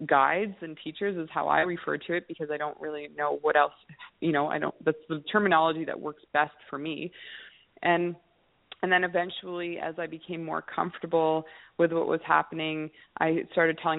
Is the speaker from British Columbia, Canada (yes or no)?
yes; Kamloops, British Columbia, Canada; I'm a landscaper from Kamloops, British Columbia